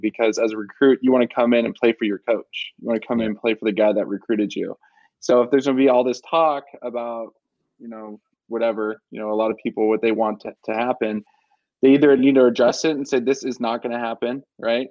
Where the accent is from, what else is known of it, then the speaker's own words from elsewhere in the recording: Southern California, United States; moved away as an adult; also born or lived in Tucson, Arizona; I'm from Southern California